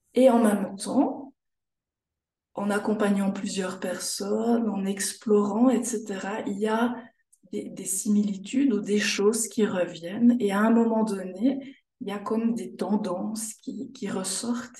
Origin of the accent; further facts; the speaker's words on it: Jura, Switzerland; moved away as an adult; also born or lived in Canton of Fribourg; now in Fribourg, Switzerland; J'ai toujours vécu en fait en Suisse. Je viens du canton du Jura, la frontière de la France.